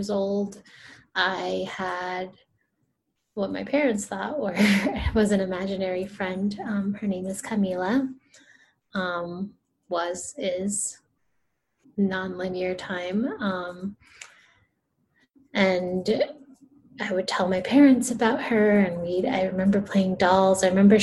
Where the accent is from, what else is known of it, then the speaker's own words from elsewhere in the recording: Rio de Janeiro, Brazil; moved away; I'm from Brazil too. So let me clarify that. I'm from Rio de Janeiro, Rio.